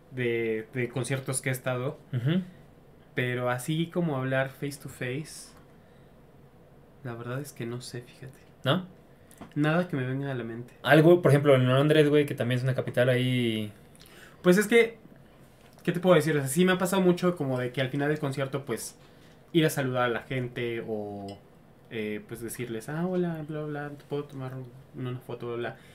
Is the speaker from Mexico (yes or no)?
yes; Mexico; Soy mexicano.